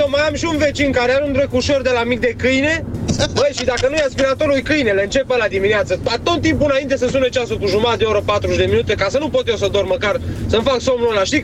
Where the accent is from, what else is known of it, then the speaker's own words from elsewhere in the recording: Curtea de Argeș, Argeș, Romania; now in France; din Curtea de Argeș, dar prezent în Franța